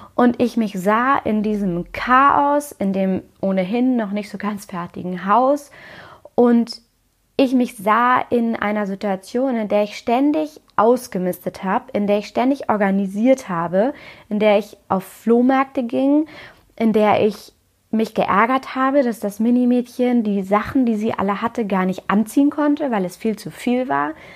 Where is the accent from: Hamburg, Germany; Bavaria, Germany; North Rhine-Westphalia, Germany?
Hamburg, Germany; moved away as an adult; den Umzug zurück in meine Heimatstadt Hamburg